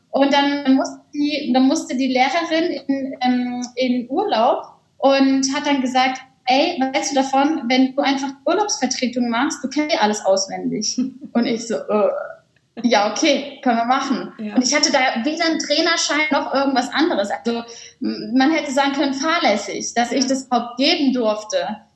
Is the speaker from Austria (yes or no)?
no; Cologne, North Rhine-Westphalia, Germany; moved away as an adult; Ich bin auch beispielsweise aus Köln dann gezogen, habe meine Heimatstadt verlassen